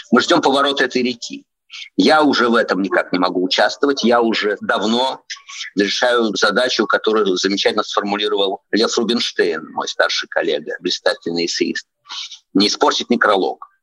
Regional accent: Moscow, Russia; мой дом в Москве, в Сокольниках. Я мальчик с чистых прудов, живу в Сокольниках, я москвич. Мой дом там.

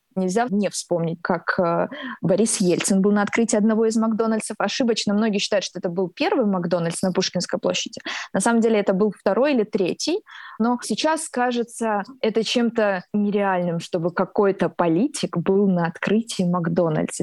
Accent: Rostov-on-Don, Rostov Oblast, Russia; Я родилась в Ростове и выросла здесь

